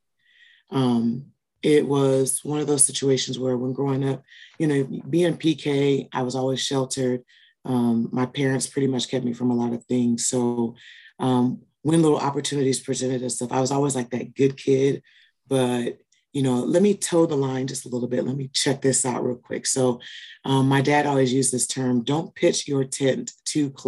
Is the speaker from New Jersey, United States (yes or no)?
no; Peoria, Illinois, United States; I am born and raised in Peoria, Illinois